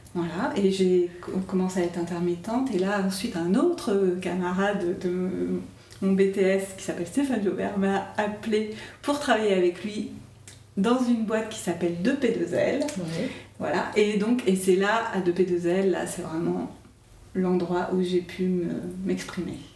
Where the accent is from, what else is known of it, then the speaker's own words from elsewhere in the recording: Auvergne-Rhône-Alpes, France; je suis originaire euh, d'Auvergne